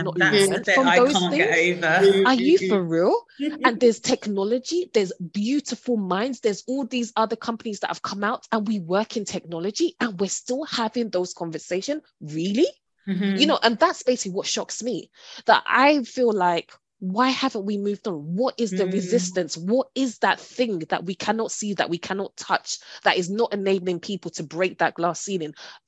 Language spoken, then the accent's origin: English; Hackney, London, United Kingdom; And I think also I'm from, you know, born and raised in Hackney.